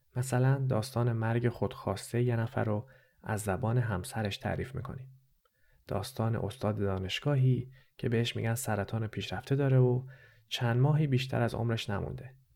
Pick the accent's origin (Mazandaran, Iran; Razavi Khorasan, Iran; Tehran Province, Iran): Tehran Province, Iran; Tehran; first language Persian; moved away as an adult; also born or lived in Lahore, Pakistan; now in Montreal, Canada; من خودم هم تو شهر لاهور پاکستان به دنیا آمدم و یه سال اول زندگیم اونجا بودم. بعدش با خانواده رفتیم ایران و من توی تهران بزرگ شدم. بنابراین زبون اول من فارسیه